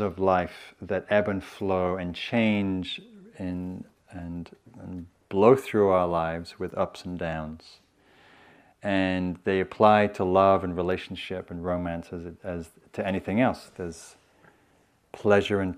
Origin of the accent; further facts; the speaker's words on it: England, United Kingdom; now in United States; I'm from England